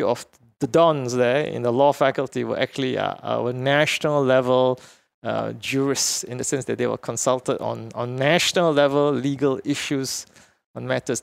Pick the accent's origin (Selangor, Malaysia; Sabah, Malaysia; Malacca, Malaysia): Selangor, Malaysia; Petaling Jaya; now in Singapore; I grew up in Petaling Jaya, which is like a suburb